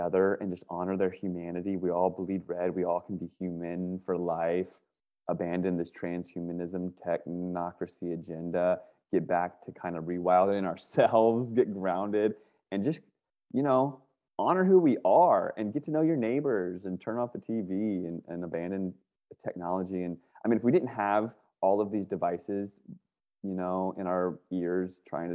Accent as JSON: {"language": "English", "region": "Northern Virginia", "country": "United States", "tie": "born or raised there", "moved": "yes", "lives_now": "California, United States"}